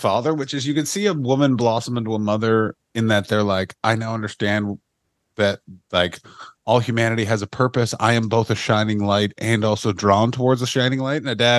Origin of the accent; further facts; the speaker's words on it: Ottawa, Ontario, Canada; my hometown of Ottawa